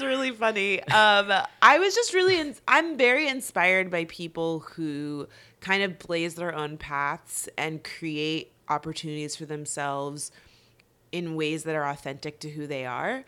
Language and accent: English; West Palm Beach, Florida, United States; I'm originally from South Florida, West Palm Beach